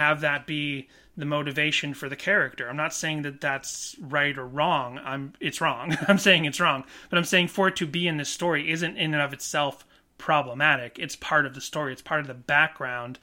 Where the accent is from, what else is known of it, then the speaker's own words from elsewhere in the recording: Massachusetts, United States; moved away; I'm from Massachusetts